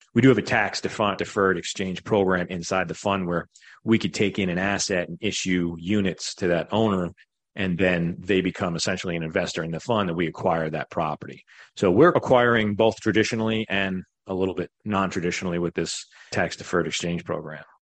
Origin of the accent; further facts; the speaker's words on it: Long Island, New York, United States; moved away as an adult; now in Greenville, United States; I was born in New York, Long Island, grew up there, middle class family